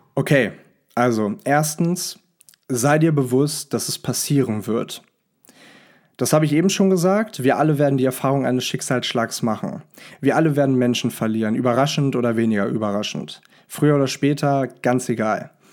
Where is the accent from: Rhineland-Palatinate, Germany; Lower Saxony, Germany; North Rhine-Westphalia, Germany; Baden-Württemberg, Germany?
Lower Saxony, Germany; Hanover; moved away; Ich sitze hier gerade in Hannover, meiner Heimatstadt